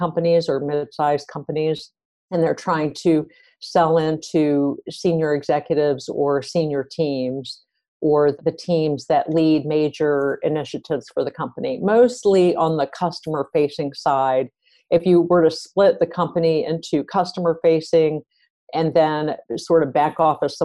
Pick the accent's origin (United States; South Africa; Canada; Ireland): United States; East Coast; moved away as an adult; now in Silicon Valley, United States; I'm originally from the East Coast, and then I came out to the West Coast a little over 20 years ago